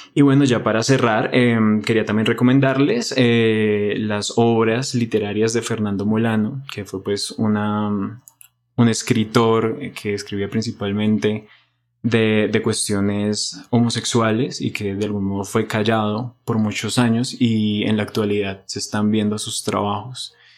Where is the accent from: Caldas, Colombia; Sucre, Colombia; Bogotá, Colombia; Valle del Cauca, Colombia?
Bogotá, Colombia; nosotros como bogotanos y colombianos